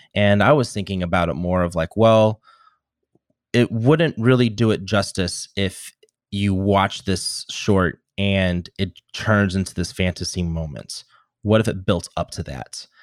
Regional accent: Normal, Illinois, United States; my hometown called the Normal Corn Belters.

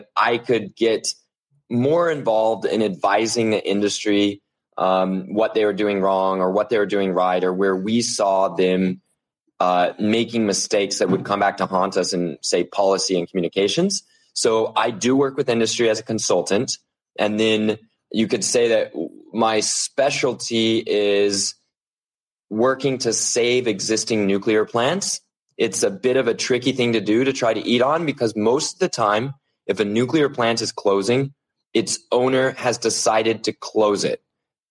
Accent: Oklahoma, United States; moved away as an adult; also born or lived in United Kingdom; I'm from Oklahoma, come from a line of engineers

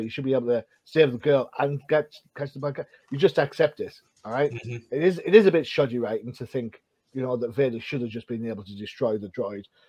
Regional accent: United Kingdom; being a Brit

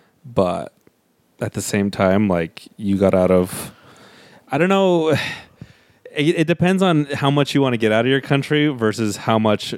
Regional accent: Utah, United States; moved away as an adult; also born or lived in West Coast; now in New York, United States; cause I'm from Utah.

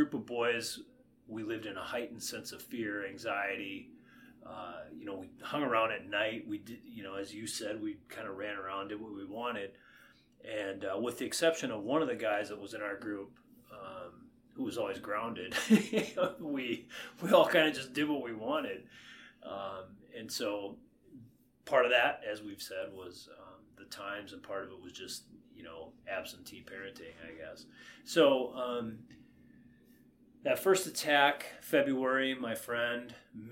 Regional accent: Paynesville, Minnesota, United States; growing up in Painesville, Minnesota

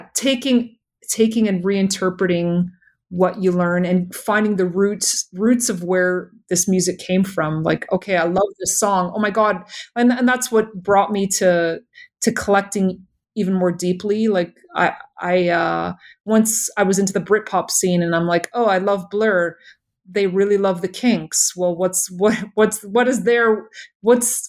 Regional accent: Toronto, Ontario, Canada; being born here

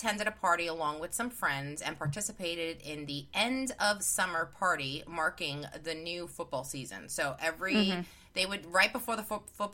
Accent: New York, United States; accent: New York; It's my New York accent.

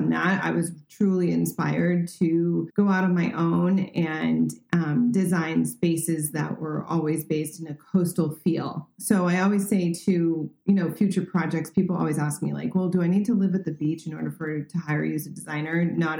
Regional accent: Paris, Île-de-France, France; also born or lived in Cannes; So yeah, born and raised in France. I'm bilingual. I'm also bicultural. So I have 2 passports. So I'm very grateful for that honor. And grew up in Paris mostly, but summered in Cannes, which is in the south of France

